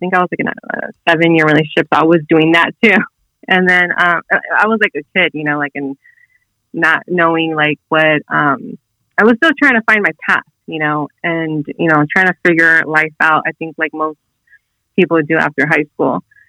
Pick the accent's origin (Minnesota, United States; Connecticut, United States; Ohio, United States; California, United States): California, United States; Long Beach; Long Beach, California.